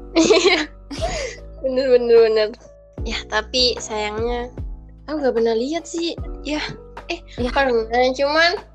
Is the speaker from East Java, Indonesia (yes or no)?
yes; Malang, East Java, Indonesia; aku orang Malang